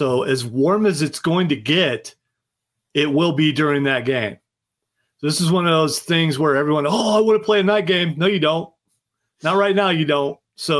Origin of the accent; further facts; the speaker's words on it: Ohio, United States; now in Charlotte, United States; I am originally from Ohio, so it's not as cold as everyone here is making it out to be, but it's still pretty cold.